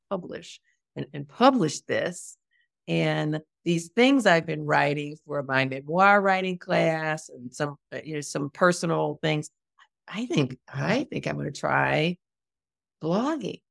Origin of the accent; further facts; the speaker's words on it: United States; moved away as an adult; now in Portugal; as a American, as a Black American, as a Black American woman